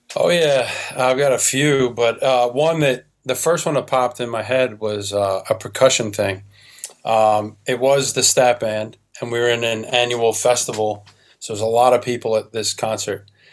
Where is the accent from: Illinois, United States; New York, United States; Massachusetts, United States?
New York, United States; moved away as an adult; now in Michigan, United States; I'm from New York. I belong in New York